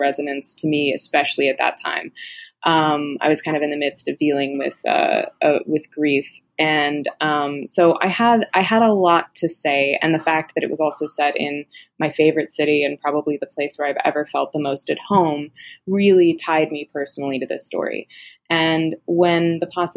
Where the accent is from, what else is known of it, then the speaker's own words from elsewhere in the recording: United States; I'm American